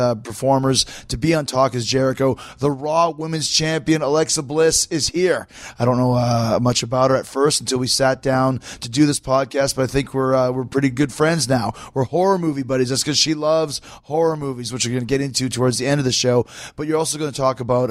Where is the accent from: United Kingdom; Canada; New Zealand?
Canada; Winnipeg, Manitoba; Man, I'm from Winnipeg